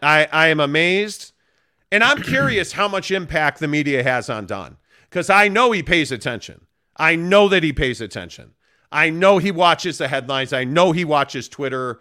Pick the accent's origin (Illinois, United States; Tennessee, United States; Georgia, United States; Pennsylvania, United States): Illinois, United States; Chicago; also born or lived in Sacramento / St. Louis; now in Salt Lake City, United States; I grew up in Chicago